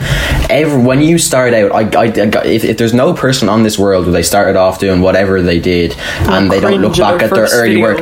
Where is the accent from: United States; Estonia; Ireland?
Ireland; Dublin, Leinster; I'm 16 years old, and I'm from Dublin.